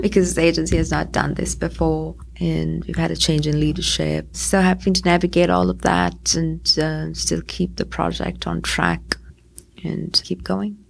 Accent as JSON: {"language": "English", "country": "Sri Lanka", "also_born_or_lived": "United States", "moved": "yes", "said": "I'm originally from Sri Lanka."}